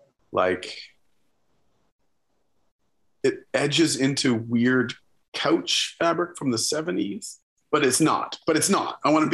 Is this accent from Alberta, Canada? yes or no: no; Ontario, Canada; I'm from Ontario. I've never seen a tree.